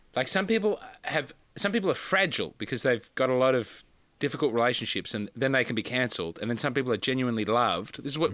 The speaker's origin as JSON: {"language": "English", "country": "Australia", "also_born_or_lived": "Adelaide / Sydney", "said": "I'm from Australia."}